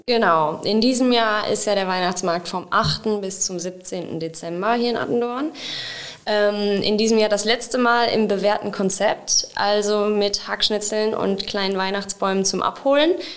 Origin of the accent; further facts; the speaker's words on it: Wenden, North Rhine-Westphalia, Germany; now in Olpe, Germany; ich komme gebürtig aus Wenden und wohne jetzt aber schon lange in Olpe